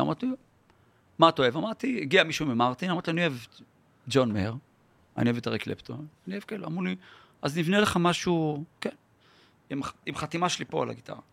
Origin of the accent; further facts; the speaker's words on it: Yeruham, Southern District, Israel; also born or lived in Holon / Rishon LeZion; now in Tel Aviv, Israel; נולדתי בירוחם.